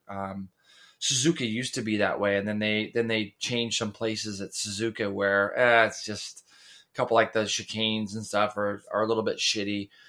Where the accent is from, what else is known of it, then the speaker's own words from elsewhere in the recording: Goleta, California, United States; now in Ventura, United States; growing up in Goleta and up by Santa Barbara